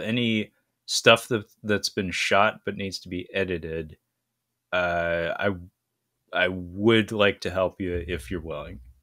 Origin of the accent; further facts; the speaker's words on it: United States; as an American